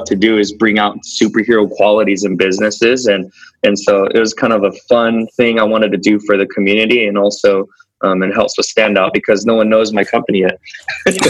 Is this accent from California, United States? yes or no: yes; Bakersfield, California, United States; I grew up in Bakersfield